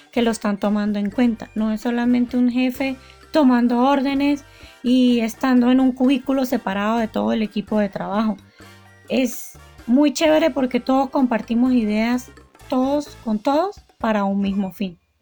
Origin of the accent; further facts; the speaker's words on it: Venezuela; somos venezolanos